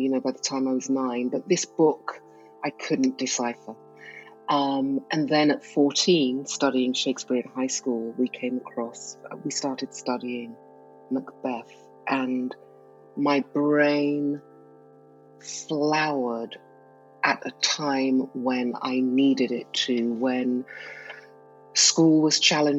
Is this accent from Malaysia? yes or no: no; England, United Kingdom; also born or lived in Nigeria; Growing up in England, with immigrant parents